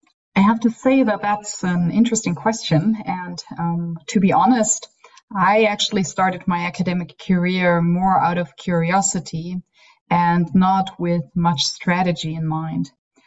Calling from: Tübingen, Baden-Württemberg, Germany; I'm calling from Tübingen

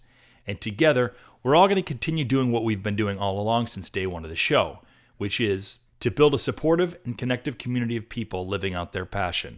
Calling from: Portland, Oregon, United States; also born or lived in Israel; I am from Portland, Oregon originally, but I've lived in LA for 10 years, minus 3 in Israel.

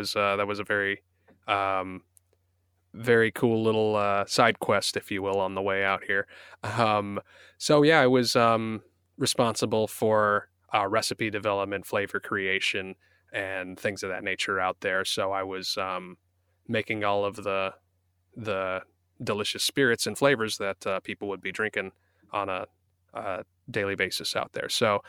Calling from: Van Nuys, California, United States; I'm calling in from my closet in Van Nuys, California.

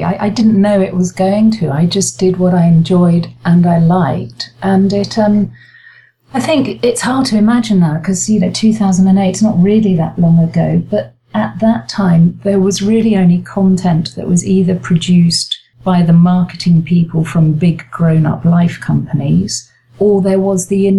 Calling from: London, United Kingdom; The very rainy surrounds of Kentish Town in leafy green North London, not.

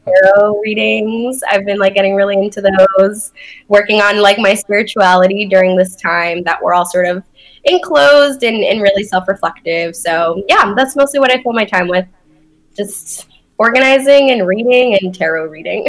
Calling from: Boston, Massachusetts, United States; I'm calling in from Boston

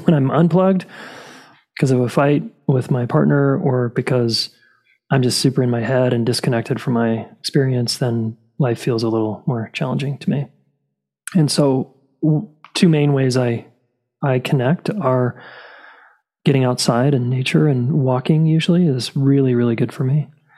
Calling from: Boulder, Colorado, United States; I'm calling in from Boulder, Colorado.

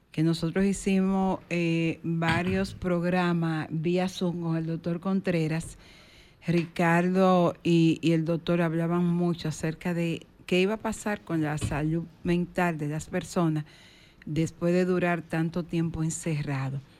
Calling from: San Cristóbal, Dominican Republic; de San Cristóbal.

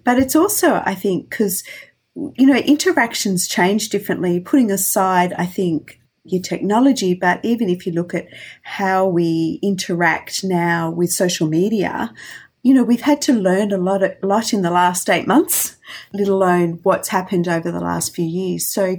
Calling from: Melbourne, Victoria, Australia; I'm calling from Melbourne

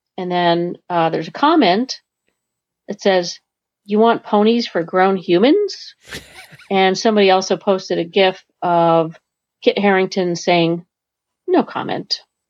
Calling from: Vermont, United States; calling from Vermont

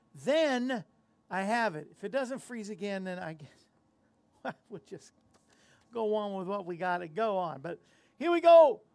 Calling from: Tennessee, United States; Alan, I'm right here in the state of Tennessee in the state of confusion as to why we keep losing

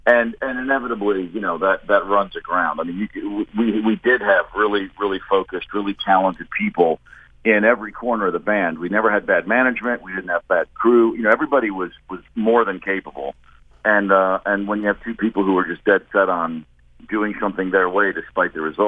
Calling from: New York, United States; I'm in New York today.

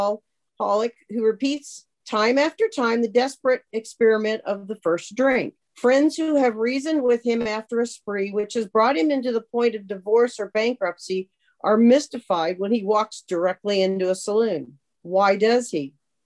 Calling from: North Olmsted, Ohio, United States; I'm an alcoholic. I am calling in from North Olmsted, Ohio, which is a western suburb of Cleveland. Crazy weather right now, but it is where I live.

